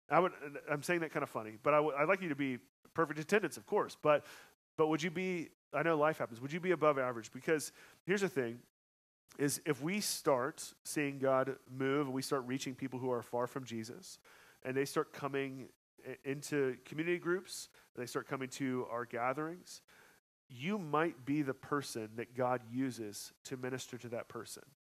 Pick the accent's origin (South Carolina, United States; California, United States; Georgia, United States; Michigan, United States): Georgia, United States; also born or lived in Colorado; now in Kansas City, United States; I'm from Georgia